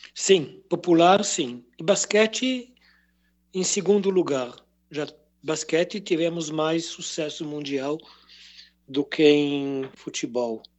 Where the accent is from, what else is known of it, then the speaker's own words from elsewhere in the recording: a kibbutz near the Gaza Strip, Southern District, Israel; now in Jerusalem, Israel; sou de origem de um kibbutz perto da faixa de Gaza, kibbutz de brasileiros